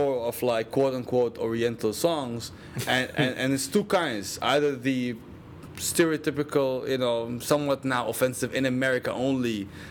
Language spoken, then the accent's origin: English; Syria; now in United States